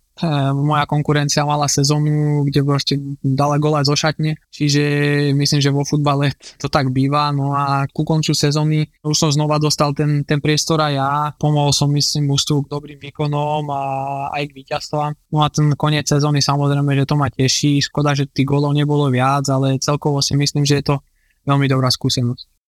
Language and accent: Slovak; Žilina, Žilina Region, Slovakia; moved away as an adult; also born or lived in Porto / Düsseldorf / Rotterdam; vyrastali sme spolu v Žiline